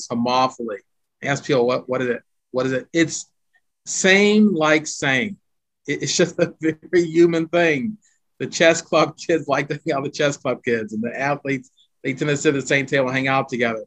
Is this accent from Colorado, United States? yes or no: no; Pittsburgh, Pennsylvania, United States; now in Chicago, United States; I grew up in Pittsburgh, the Pittsburgh Steelers fan